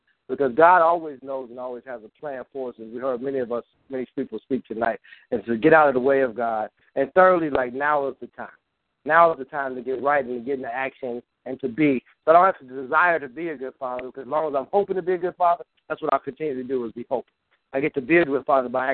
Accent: Chicago, Illinois, United States; I'm really from Chicago

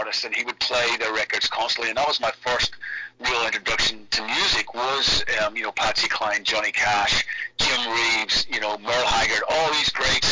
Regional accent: Belfast, Northern Ireland, United Kingdom; Belfast, my hometown, when I was 13 years old

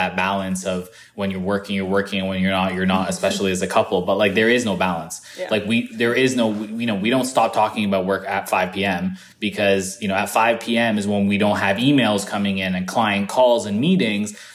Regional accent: Canada; someone of color growing up in Canada, who experienced racism all throughout middle school, all throughout high school

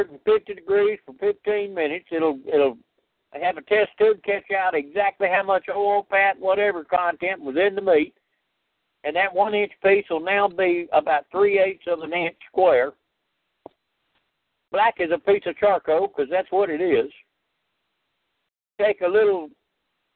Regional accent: Louisiana, United States; I grew up in Louisiana

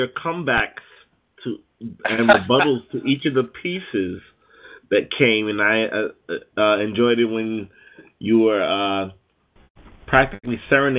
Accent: Littleton, Pennsylvania, United States; now in New York, United States; I'm from Littleton, Pennsylvania.

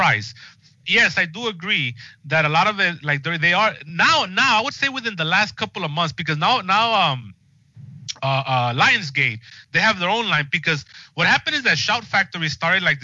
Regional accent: Los Angeles, California, United States; I grew up here in Los Angeles going to like these movie palaces

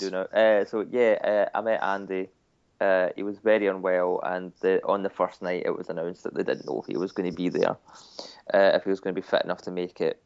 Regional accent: United Kingdom; we're British

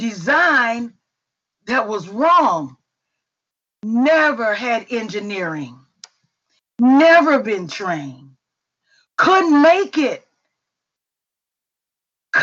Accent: Indianapolis, Indiana, United States; I grew up in Hallville

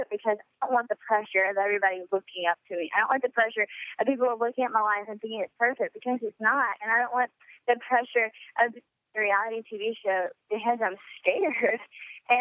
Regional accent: Louisiana, United States; growing up in Louisiana

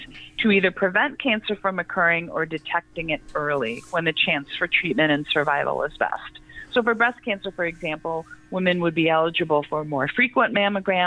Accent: Midwest, United States; also born or lived in Wisconsin; now in Salt Lake City, United States; I am a Midwesterner at heart. I'm in Salt Lake City, Utah my family's in Wisconsin as well

